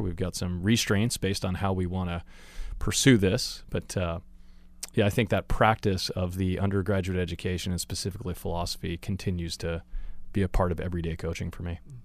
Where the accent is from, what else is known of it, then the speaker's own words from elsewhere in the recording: Chico, California, United States; I grew up in Chico, California.